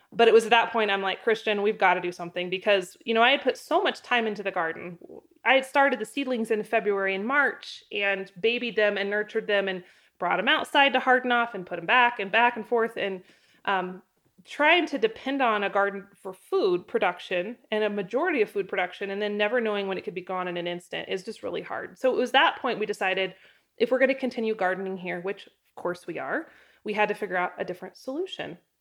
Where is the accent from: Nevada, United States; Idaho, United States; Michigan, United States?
Idaho, United States; also born or lived in Southeast Wyoming; now in Wyoming, United States; growing up in Idaho